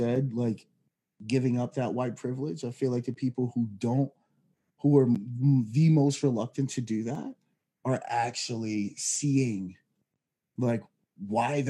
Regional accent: Philadelphia, Pennsylvania, United States; moved away; I'm originally from Philadelphia, actually, Pennsylvania

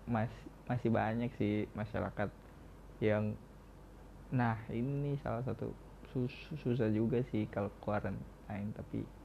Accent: Cirebon, West Java, Indonesia; nah di daerah gue sendiri gimana ya di Cirebon daerah gue waktu awal-awal kan Cirebon sendiri baru melaksanain awal-awal PSBB

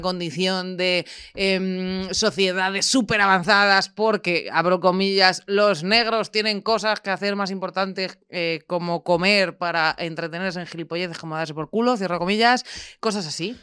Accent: Ávila, Castile and León, Spain; moved away; yo básicamente vengo de Ávila, de un entorno ultra mega cerrado

